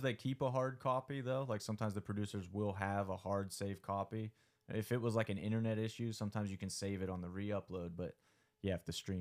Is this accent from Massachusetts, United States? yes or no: no; near Breezewood, South Central Pennsylvania, United States; now in Pittsburgh, United States; South Central PA, right outside Breezewood.